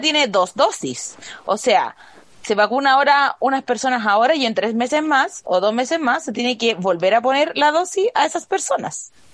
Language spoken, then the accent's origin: Spanish; Chile; yo soy chilena